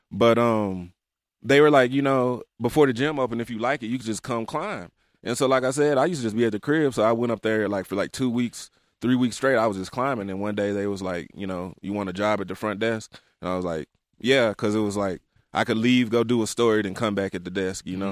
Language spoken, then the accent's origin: English; Memphis, Tennessee, United States; also born or lived in Salt Lake City; I'm from South Memphis. I was raised in the trenches